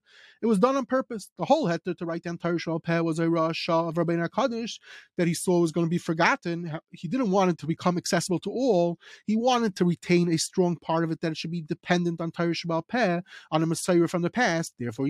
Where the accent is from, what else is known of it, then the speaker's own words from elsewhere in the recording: England, United Kingdom; I'm going to say it in English just because we're English people.